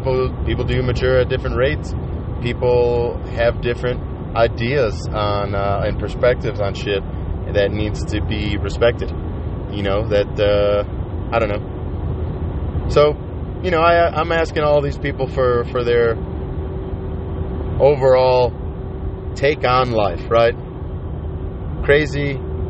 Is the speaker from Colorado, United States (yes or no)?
yes; Colorado, United States; I'm from Colorado